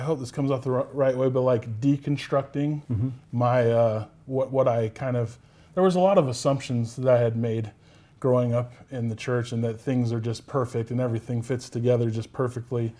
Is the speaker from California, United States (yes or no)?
yes; Sacramento, California, United States; moved away as an adult; also born or lived in Pocatello, Idaho; now in West Valley City, United States; I'm from Sacramento, California. That's where at least I was raised.